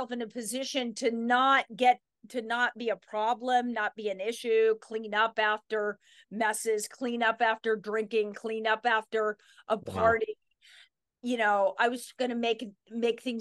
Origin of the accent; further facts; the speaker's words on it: Sun Valley, Idaho, United States; we moved there from Mill Valley, California when I was 4. So that's always been my home